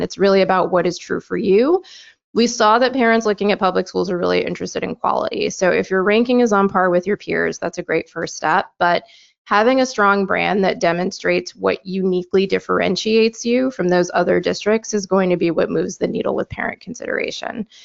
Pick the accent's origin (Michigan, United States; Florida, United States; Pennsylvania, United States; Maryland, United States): Michigan, United States; my home state of Michigan